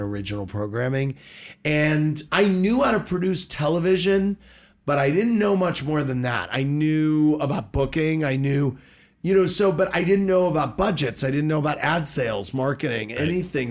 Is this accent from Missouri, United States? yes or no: yes; St. Louis, Missouri, United States; Born and raised in St. Louis